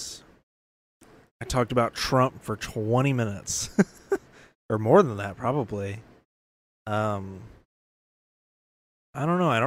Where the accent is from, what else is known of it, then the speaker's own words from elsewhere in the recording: Georgia, United States; In my home state